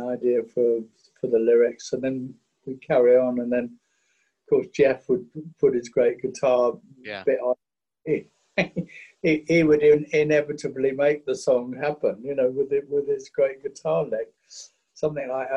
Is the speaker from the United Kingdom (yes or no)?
yes; England, United Kingdom; for us as English guys working in a studio like Chess